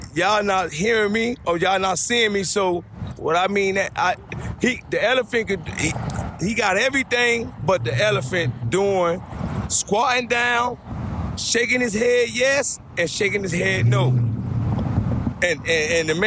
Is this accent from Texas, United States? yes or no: no; Miami, Florida, United States; moved away as an adult; now in Savannah, United States; I'm from Miami 305. I represent Miami.